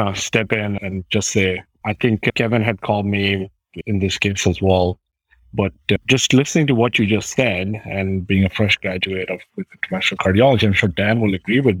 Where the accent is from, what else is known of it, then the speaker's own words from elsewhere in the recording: Pakistan; moved away as an adult; also born or lived in San Antonio / Charlottesville, Virginia; I am originally from Pakistan.